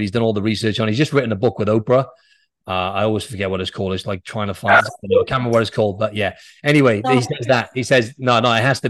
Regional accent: Wales, United Kingdom; Yeah, I'm Welsh, actually, but...

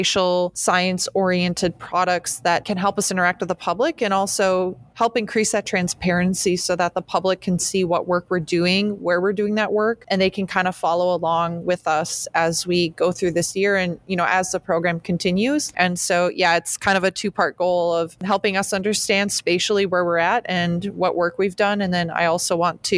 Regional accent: Shawano, Wisconsin, United States; moved away as an adult; also born or lived in Eau Claire, Wisconsin / Oregon; now in Green Bay, United States; I'm originally from Shawano, Wisconsin, which is actually just 40-ish minutes north of Green Bay

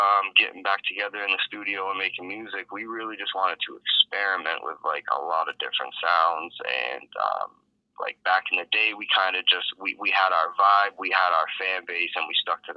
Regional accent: Hamilton, Ontario, Canada; also born or lived in Toronto / Las Vegas; I'm from Hamilton, born and raised. I moved around a lot when I was young, so I spent some time out in Toronto too

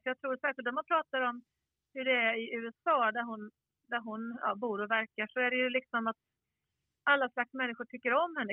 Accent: Skåne, Sweden; jag är ju skåning också

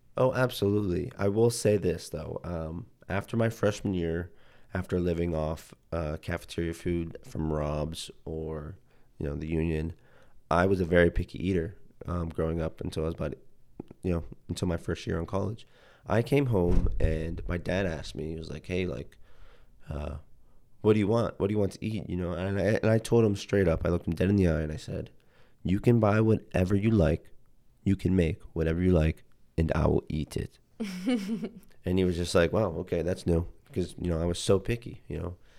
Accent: Youngstown, Ohio, United States; also born or lived in Akron, Ohio; I grew up in Youngstown, Ohio, about an hour away from

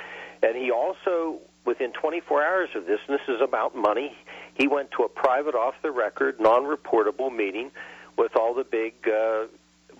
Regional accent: Ohio, United States; moved away as an adult; also born or lived in Iran; now in Washington, D.C., United States; my home state of Ohio

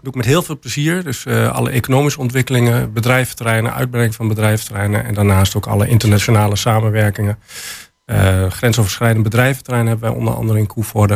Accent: Enschede, Overijssel, Netherlands; moved away as an adult; also born or lived in Germany; now in Hengelo, Netherlands; Ik kom geboren en getogen uit Enschede, maar ik heb een aantal jaren in Duitsland gewoond.

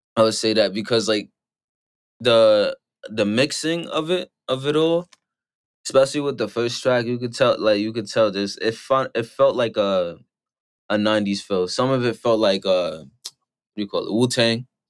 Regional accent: New York, United States; I'm from New York

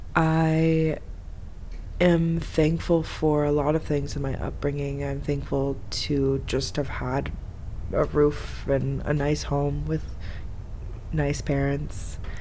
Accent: Florida, United States; moved away as an adult; now in Egypt; I'm from Florida

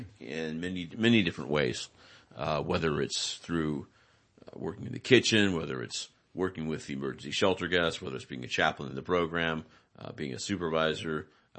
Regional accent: Salinas, California, United States; And I'm from Salinas, and I heard there's good work up here, and I heard about the shelter, right?

